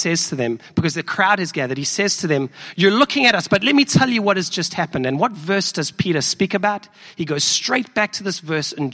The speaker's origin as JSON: {"language": "English", "country": "South Africa", "tie": "born or raised there", "accent": "South African", "moved": "yes", "lives_now": "Chicago, United States", "said": "I'm from South Africa, if you may have picked up from my accent"}